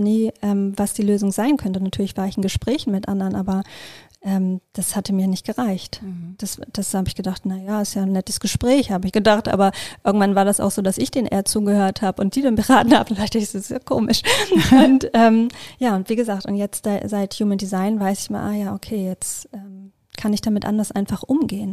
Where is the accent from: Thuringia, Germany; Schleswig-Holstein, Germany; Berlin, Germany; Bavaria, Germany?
Schleswig-Holstein, Germany; ich komme aus Schleswig-Holstein